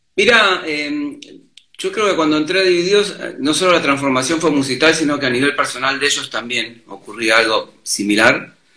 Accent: Mar del Plata, Buenos Aires Province, Argentina; moved away as an adult; now in Buenos Aires, Argentina; yo vine de Mar del Plata porque quería ser músico, vivir de la música en Buenos Aires

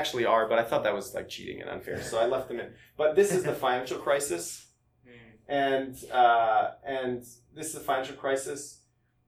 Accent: Canada; I'm Canadian

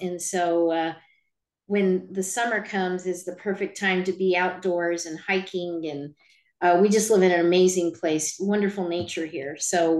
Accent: New Mexico, United States; moved away as an adult; also born or lived in Utah / Albuquerque, New Mexico / Croatia; now in Vancouver, United States; I was born in Utah, in the United States of America. I then grew up in New Mexico and went to law school in Albuquerque, New Mexico. And then after I finished getting my law degree, I moved up to Vancouver, Washington

